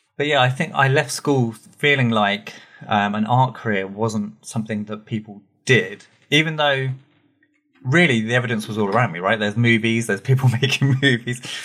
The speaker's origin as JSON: {"language": "English", "town": "Watford", "region": "East of England", "country": "United Kingdom", "tie": "born or raised there", "said": "I grew up in a little town that it turns out more people know than I realized called Watford"}